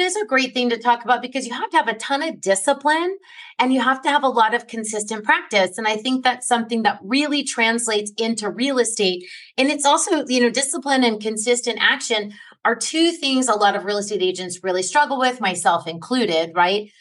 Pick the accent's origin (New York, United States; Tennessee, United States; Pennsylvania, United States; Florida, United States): New York, United States; I grew up in New York um when I was a kid